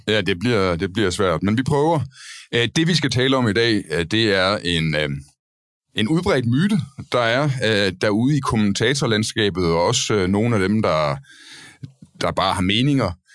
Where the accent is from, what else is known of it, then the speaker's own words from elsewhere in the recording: Denmark; now in Copenhagen, Denmark; vi begge, alle tre her er øh, jyske øh, mænd, Øh, dog har jeg assimileret mig i København og forsøger at lægge skjul på det. Men øh, ellers er vi fra Jylland